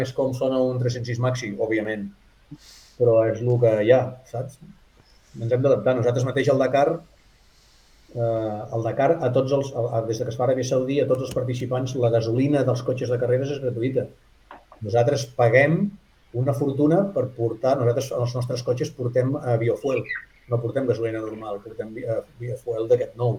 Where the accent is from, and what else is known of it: Girona, Catalonia, Spain